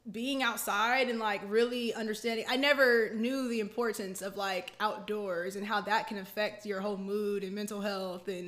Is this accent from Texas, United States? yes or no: yes; Killeen, Texas, United States; Killeen, Texas.